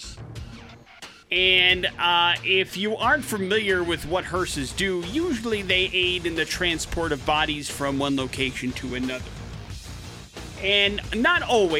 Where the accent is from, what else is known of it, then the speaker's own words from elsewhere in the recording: Wisconsin, United States; growing up in Wisconsin